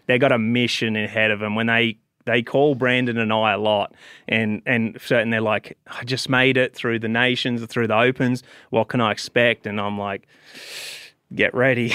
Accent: Australia; moved away as an adult; now in United States; I came from Australia

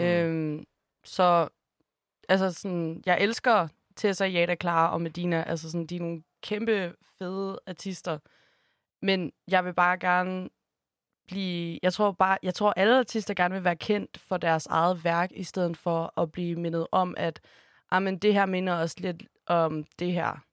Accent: Holstebro, Central Denmark Region, Denmark; now in Copenhagen, Denmark; jeg elsker Jylland, og jeg er virkelig glad for hele min opvækst

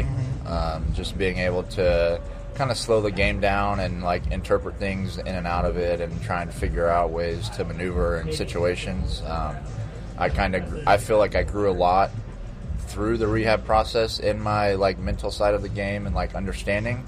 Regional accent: Texas, United States; now in Los Angeles, United States; I'm definitely a Texan

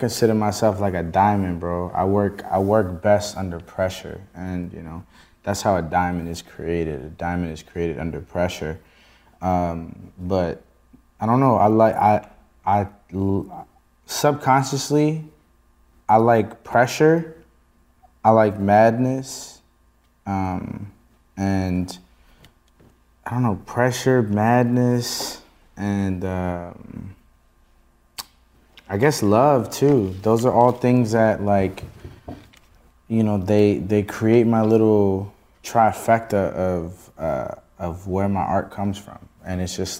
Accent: Rockville, Maryland, United States; I was born and raised in a DMV. I'm from Rockville, Maryland, Montgomery County.

